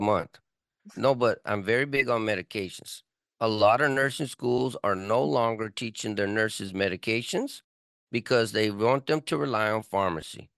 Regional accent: Texas, United States; now in California, United States; I'm from Texas

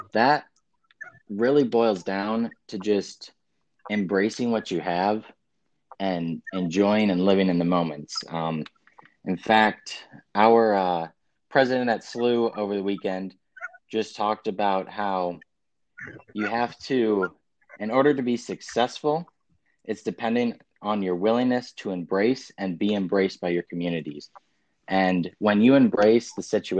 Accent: Platteville, Wisconsin, United States; moved away as an adult; now in St. Louis, United States; I grew up in Platteville, Wisconsin, small little town in the southwest corner of Wisconsin

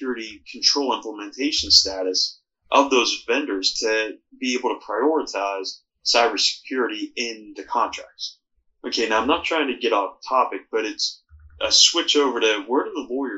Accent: Pittsburgh, Pennsylvania, United States; where I grew up in Pittsburgh

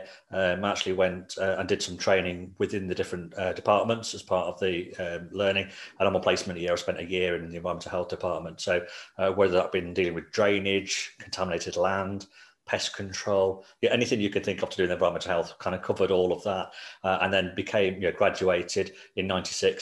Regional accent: Coventry, West Midlands, United Kingdom; also born or lived in Nottingham; I grew up in Coventry, so that's my home city, that's where I still live now.

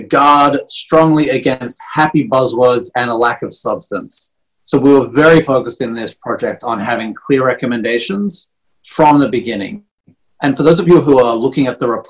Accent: Australia; moved away; I'm a little bit biased being born and raised in Australia

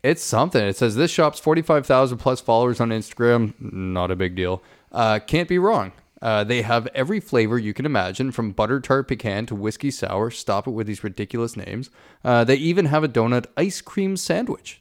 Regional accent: St. Catharines, Ontario, Canada; moved away; my hometown, in Saint Catharines

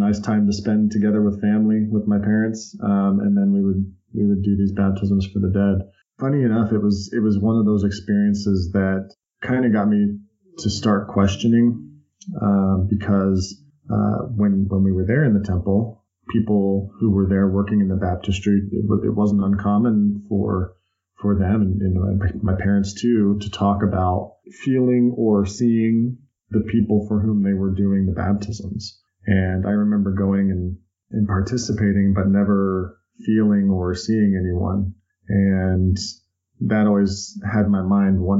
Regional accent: West Jordan, Utah, United States; moved away as an adult; also born or lived in North Salt Lake City, Utah; When I was 9 years old, we moved from North Salt Lake City to out to the suburbs of West Jordan, Utah, and lived there throughout the rest of my adolescence

